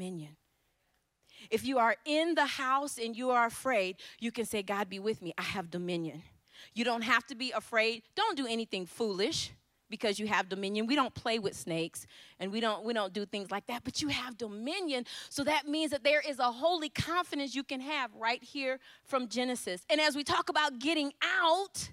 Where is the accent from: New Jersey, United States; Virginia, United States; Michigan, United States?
Michigan, United States; Ypsilanti; I'm from Ypsilanti, Michigan